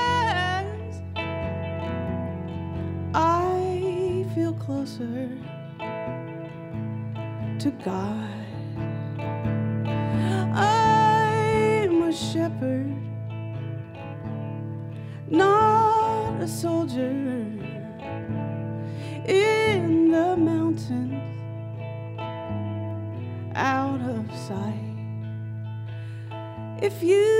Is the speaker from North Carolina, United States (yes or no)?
yes; North Carolina, United States; moved away as an adult; also born or lived in Seattle / Nashville, Tennessee / Virginia; I grew up in North Carolina. Born and raised till I was 18, then I went as far away as I could to Seattle